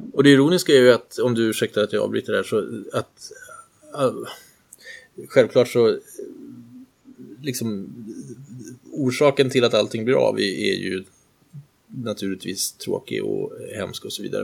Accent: Sweden; som svensk

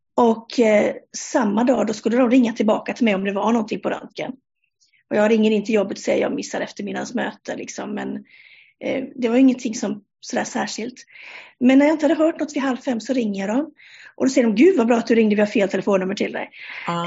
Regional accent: Sweden; moved away as an adult; now in Denmark; Jag är svensk, eh, men sedan 1 juli i år så bor jag i Danmark

